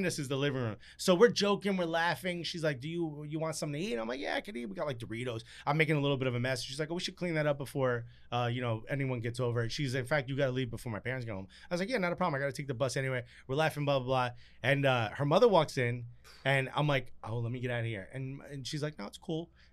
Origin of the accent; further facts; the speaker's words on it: Newark, New Jersey, United States; first language Spanish; English is a second language; I grew up in Newark where it's like a lot of Jamaicans